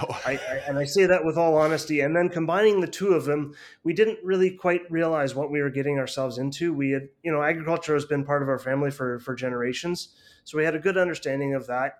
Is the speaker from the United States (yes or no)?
no; Canada; a Canadian person